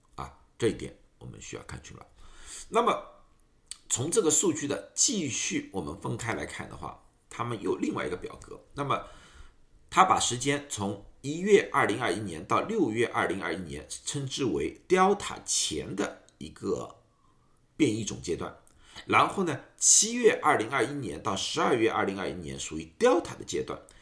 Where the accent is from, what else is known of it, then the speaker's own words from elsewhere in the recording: Shanghai, China; moved away as an adult; now in United States; 大家知道我是上海人